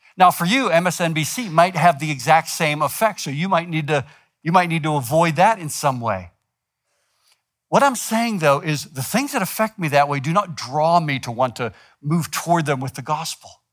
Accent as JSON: {"language": "English", "country": "United States", "said": "we're American"}